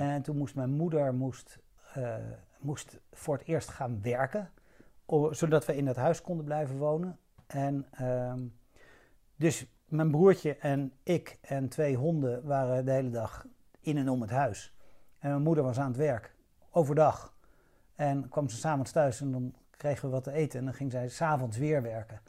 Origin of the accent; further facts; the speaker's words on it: Hilversum, North Holland, Netherlands; moved away as an adult; also born or lived in Rotterdam / Amsterdam / Kenya / Chad; now in Laren, Netherlands; Ik ben geboren in Rotterdam, en toen, eh, een beetje op mijn zesde, zevende, naar Hilversum verhuisd. En daar ben ik opgegroeid